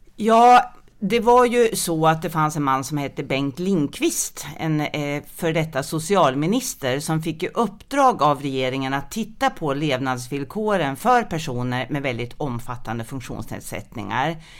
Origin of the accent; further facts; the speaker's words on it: Sundsvall, Västernorrland County, Sweden; moved away as an adult; also born or lived in Skåne; jag kommer ursprungligen från Sundsvall